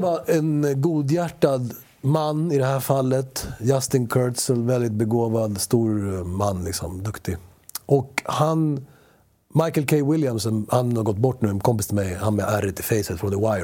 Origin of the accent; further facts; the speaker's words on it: Sweden; first language Spanish; Swedish is a second language; Jag började prata svenska efter jag pratade spanska som barn